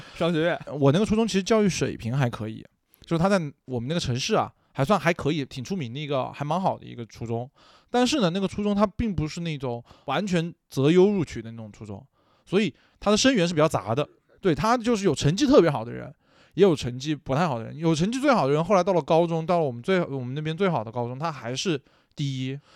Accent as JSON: {"language": "Chinese", "town": "Nanchang", "region": "Jiangxi", "country": "China", "said": "我们南昌话里面叫做什么呢？叫做罗汉，或者说这些人叫打锣的"}